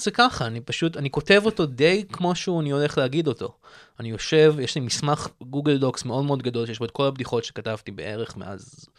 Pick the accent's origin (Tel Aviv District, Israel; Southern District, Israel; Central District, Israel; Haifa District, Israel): Tel Aviv District, Israel; Tel Aviv; born or raised there